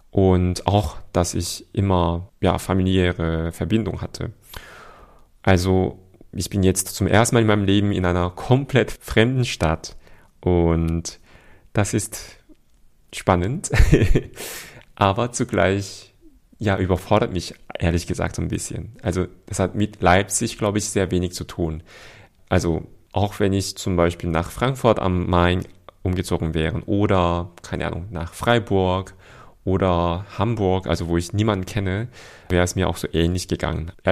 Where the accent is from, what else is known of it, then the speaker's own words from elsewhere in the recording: Seoul, South Korea; wie die queeren Menschen in Seoul, also wo ich herkomme, in Südkorea unterwegs sind